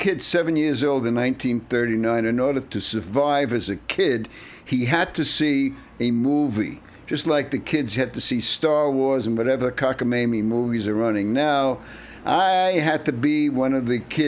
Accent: New York City, New York, United States; I've been doing it since I was a kid growing up in Brooklyn

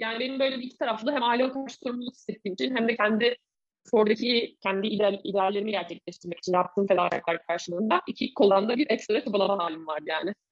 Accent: Bursa, Turkey; also born or lived in Istanbul; Ben İstanbul doğumluyum, 1983 doğumluyum. Çocukluğum İstanbul'da değil, Bursa'da geçti daha çok.

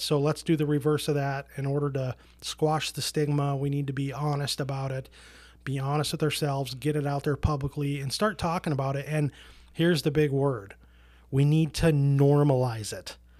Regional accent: Portland, Oregon, United States; also born or lived in rural Minnesota; now in Minnesota, United States; I grew up in Portland, Oregon, which is a very liberal hippie city

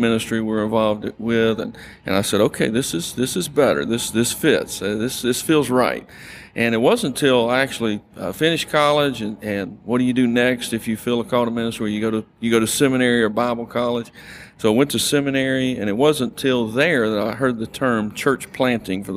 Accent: North Louisiana, United States; also born or lived in Albuquerque, New Mexico / Irving, Texas; growing up in North Louisiana

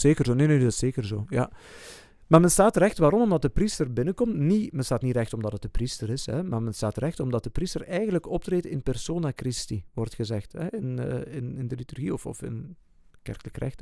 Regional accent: Flanders, Belgium; bij ons in Vlaanderen

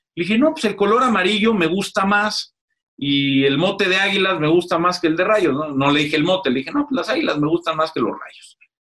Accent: Mexico; Aquí sí somos más mexicanos que el nopal

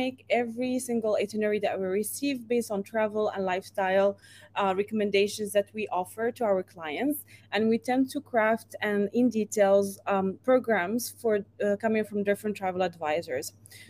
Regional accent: Morocco; moved away as an adult; now in Dubai, United Arab Emirates; I'm from Morocco and I've been living in Dubai for the last 10 years.

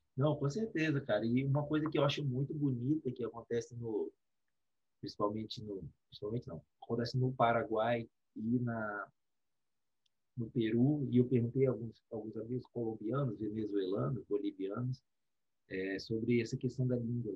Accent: Espírito Santo, Brazil; nós somos do Espírito Santo

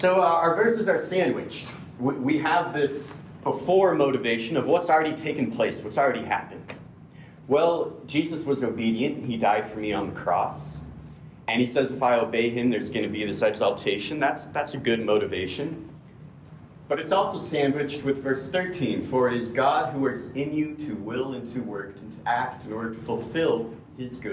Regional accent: United States; as an American male

